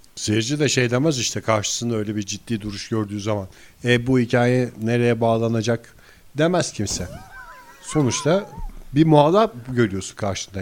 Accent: İzmir, Turkey; benim çocukluğum yani İzmir'de büyüdük hepimiz

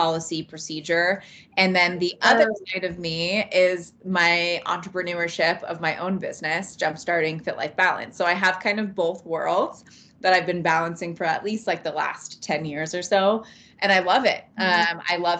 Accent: California, United States; also born or lived in Montana; now in Idaho, United States; Born and raised in California. And I ended up moving into Montana and Idaho territory

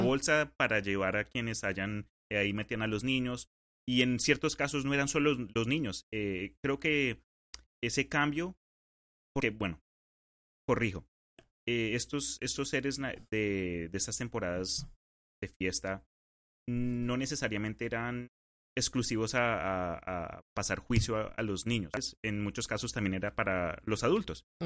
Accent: Colombia; also born or lived in Spain; now in United States; yo pues de chiquito en Colombia

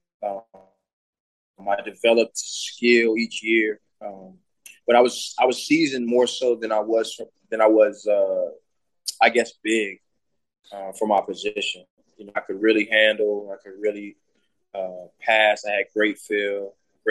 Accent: Houston, Texas, United States; Growing up in Houston, watching the Rockets play

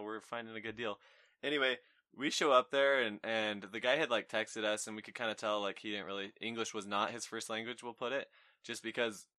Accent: Layton, Utah, United States; I'm from Layton.

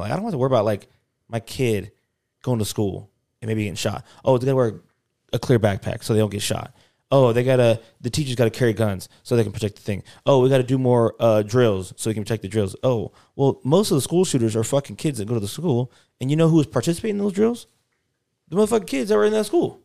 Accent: United States; I'm from America, I live in America

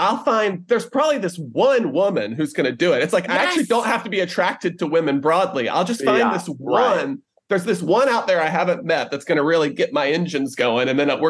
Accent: rural North Carolina, United States

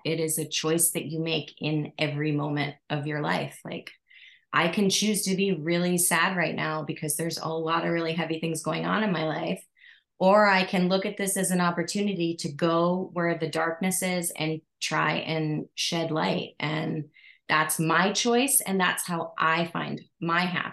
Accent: East Coast, United States; moved away as an adult; now in Hawaii, United States; originally from the East Coast

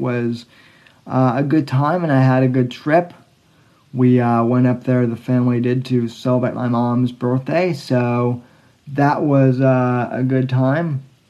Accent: Colorado, United States; moved away as an adult; now in Florida, United States; I actually grew up in Colorado. I did not grow up in Fort Collins, where New Belgium is.

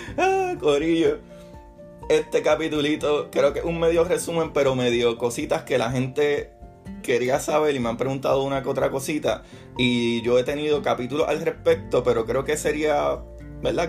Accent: Puerto Rico; mi país, en Puerto Rico, que celebramos los Reyes

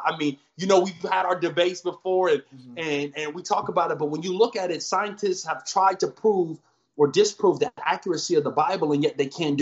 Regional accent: Huntington Beach, California, United States; also born or lived in Orange, California; I was born in Orange, raised in Huntington Beach for the first half.

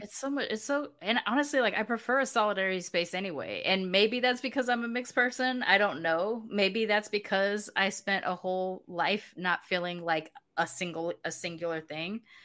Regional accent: United States; moved away as an adult; now in Mexico; I grew up in the States, I have an ethnic identity

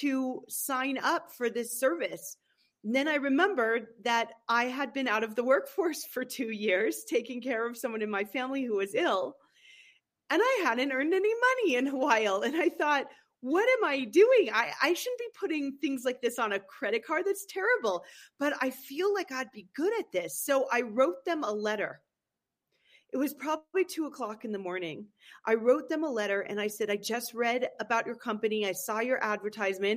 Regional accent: Berkeley, California, United States; moved away as an adult; also born or lived in San Francisco / Los Angeles / New York / East Coast; now in Aspen, United States; I was born and raised in California

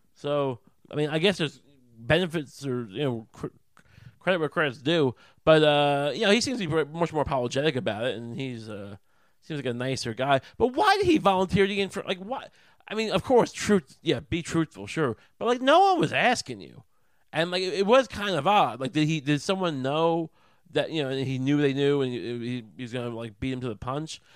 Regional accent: Long Island, New York, United States; I grew up on Long Island

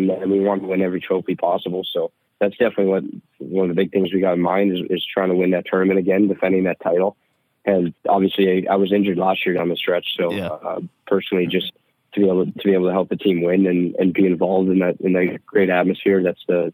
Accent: Calgary, Alberta, Canada; now in St. Cloud, United States; growing up in Calgary, too, when Mark Giordano was

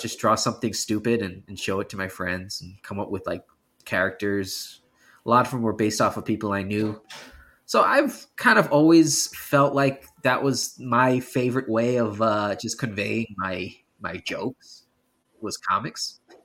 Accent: New York, United States; now in California, United States; I am from New York originally. I just happen to live in California now

